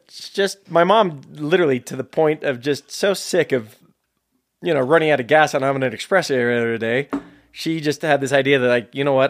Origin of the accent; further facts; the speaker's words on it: San Jose, California, United States; also born or lived in Hamburg, Germany; Born and raised in San Jose, California, uh, in South San Jose